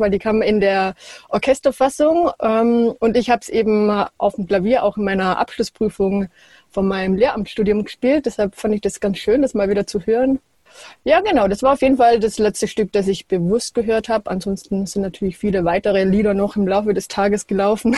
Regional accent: Wolpertswende, Baden-Württemberg, Germany; aufgewachsen in Wolpertswende in der Nähe von Ravensburg

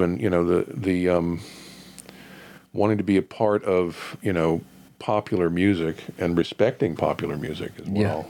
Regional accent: Wilton, Connecticut, United States; in Wilton, Connecticut.

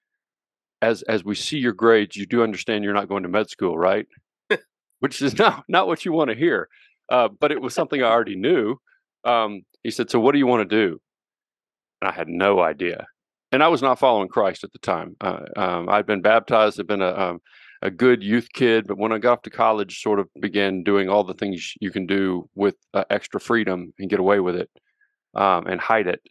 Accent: Little Rock, Arkansas, United States; also born or lived in Central Oklahoma / Fort Worth, Texas; now in Colorado, United States; I grew up in Little Rock, Arkansas

